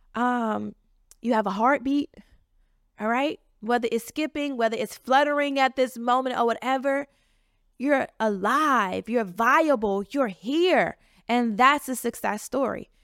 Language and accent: English; Chicago, Illinois, United States; moved away as an adult; now in Washington, D.C. area, United States; I'm from the south side of Chicago, but I've been in the D C area for the last nine years